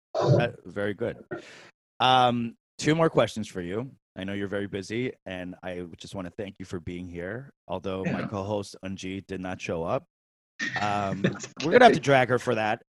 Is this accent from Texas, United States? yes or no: no; New York City, New York, United States; moved away as an adult; also born or lived in San Francisco, California; now in California, United States; I was born and raised in New York City